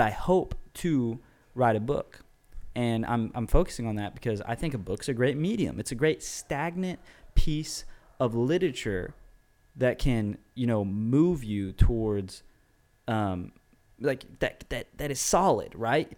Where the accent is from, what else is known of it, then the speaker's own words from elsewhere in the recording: United States; I'm an American